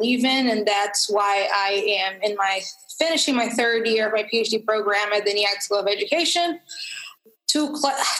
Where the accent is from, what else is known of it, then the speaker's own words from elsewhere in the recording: Rio de Janeiro, Brazil; now in United States; I was born in Rio de Janeiro, Brazil. I was born and raised there.